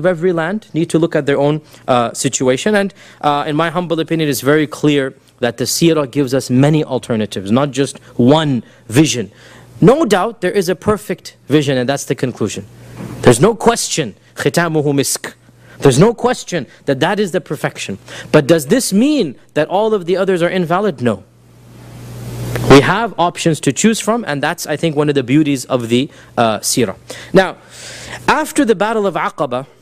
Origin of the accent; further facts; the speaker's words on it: United States; we as American Muslims